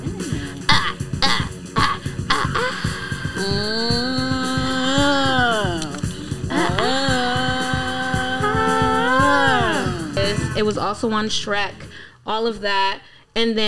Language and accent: English; Washington, District of Columbia, United States; also born or lived in Colorado; I grew up in D.C.